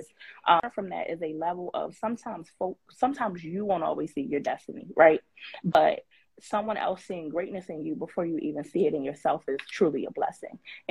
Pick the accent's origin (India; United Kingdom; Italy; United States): United States; Baltimore, Maryland; born and raised in Baltimore, Maryland, actually attended a high school called Pikesville High School